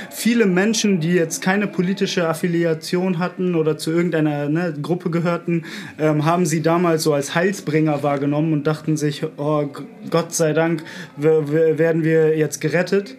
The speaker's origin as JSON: {"language": "German", "region": "Bremen", "country": "Germany", "tie": "born or raised there", "moved": "as an adult", "lives_now": "Berlin, Germany", "said": "Ich komme eigentlich aus Bremen"}